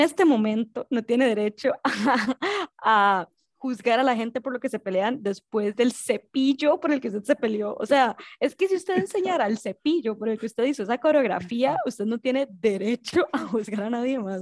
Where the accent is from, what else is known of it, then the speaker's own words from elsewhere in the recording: Costa Rica; nosotros somos de Costa Rica